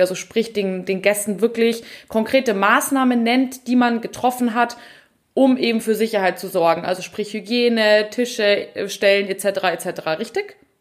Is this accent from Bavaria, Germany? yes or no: yes; Bavaria, Germany; bei uns in Bayern